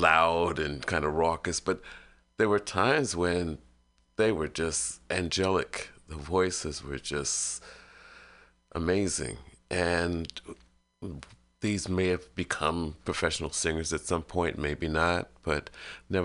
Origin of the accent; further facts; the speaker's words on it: New York City, New York, United States; I grew up in Brooklyn, late 50s, 60s